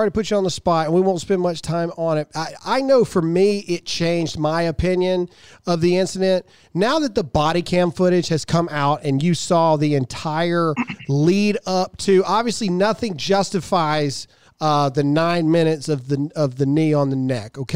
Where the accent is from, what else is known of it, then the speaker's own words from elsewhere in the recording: Mississippi, United States; I'm from Mississippi.